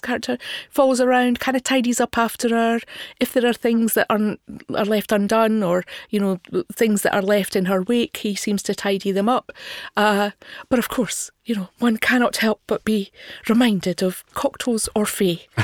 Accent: Scotland, United Kingdom; I had difficulty myself as a Scottish person. I'm not from Glasgow.

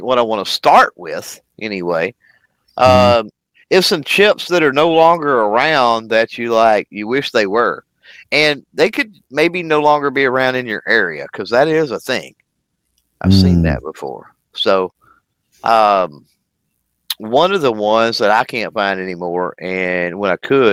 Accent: Texas, United States; So I'm from Texas. I'm from the South

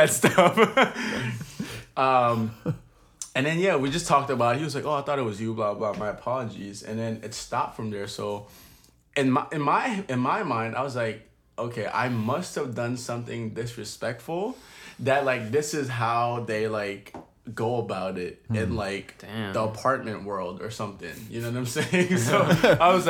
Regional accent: Maryland, United States; now in Philadelphia, United States; we're all from Maryland, moved to Philly.

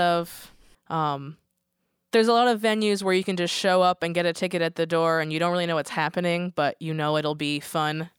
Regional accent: Connecticut, United States; now in Portland, United States; being from Connecticut

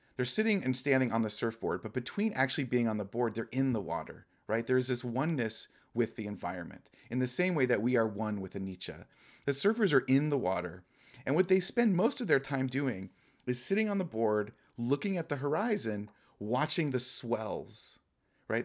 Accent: Laguna Beach, California, United States; now in Pacific Northwest, United States; I was born and raised in Orange County, and I was born and raised in Laguna, down by the coast

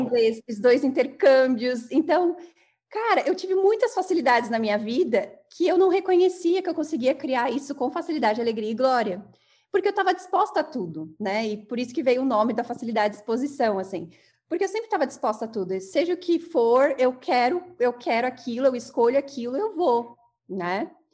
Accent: São Bernardo do Campo, São Paulo, Brazil; Sou natural de São Bernardo, né? Tem uma mistura aí do sul, do, do Paraná, mas eu sou de São Bernardo

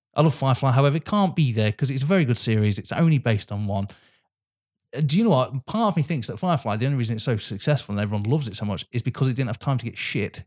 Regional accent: England, United Kingdom; As an English person

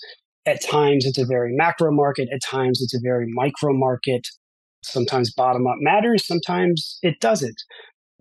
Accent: Baltimore, Maryland, United States; also born or lived in New York; I grew up in Baltimore, Maryland

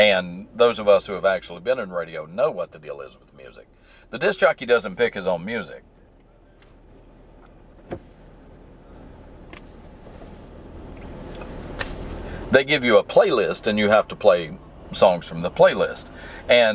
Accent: the South, United States; accent: southern; I don't have a very pronounced southern accent

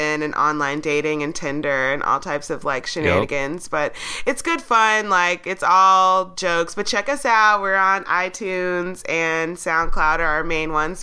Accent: Atlanta, Georgia, United States; I grew up in Atlanta

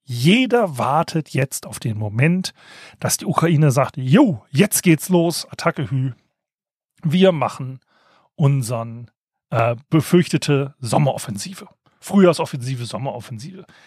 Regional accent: Hesse, Germany; Das Problem ist, ich komme aus der Gegend um die Edertalsperre.

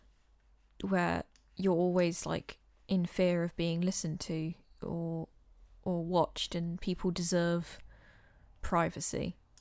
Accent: England, United Kingdom; We're being so English

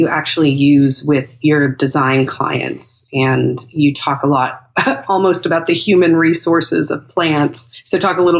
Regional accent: California, United States; also born or lived in Northeast United States; now in Texas, United States; I'm originally from California. We've lived for a while in the Northeast and spent time in Texas now.

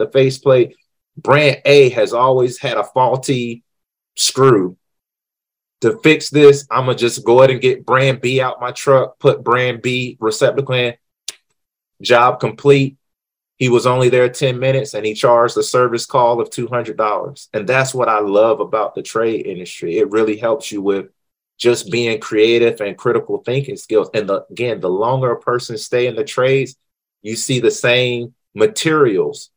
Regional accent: North Carolina, United States; I'm from North Carolina

